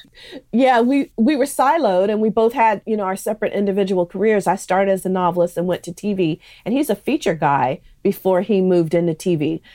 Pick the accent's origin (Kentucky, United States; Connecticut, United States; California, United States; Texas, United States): California, United States; San Francisco Bay Area; growing up in the San Francisco Bay Area, which is such a melting pot